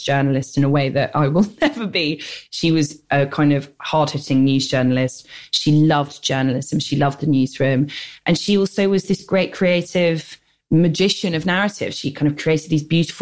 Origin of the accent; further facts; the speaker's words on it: London, United Kingdom; I grew up in the North London suburbs, which was like, I was the only non-Jewish person in Stanmore